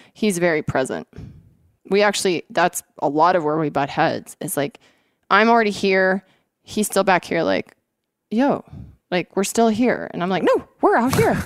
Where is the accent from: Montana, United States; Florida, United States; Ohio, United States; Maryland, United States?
Montana, United States; moved away as an adult; also born or lived in Washington State; I grew up here in Montana